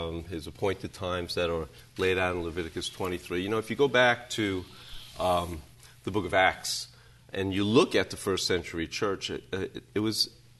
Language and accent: English; New York City, New York, United States; In New York. I grew up in the Bronx, actually, and Yankees fan. But in a secular home, was not a religious home.